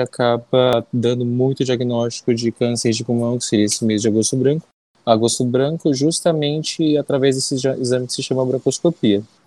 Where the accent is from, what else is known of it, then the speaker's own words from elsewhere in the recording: Manacapuru, Amazonas, Brazil; also born or lived in Anori, Amazonas / São Paulo; Eu sou daqui do Amazonas mesmo, na verdade, eu sou eu do interior do Amazonas. Nasci em Anuri, fiz toda a minha escola na, em Manacapuru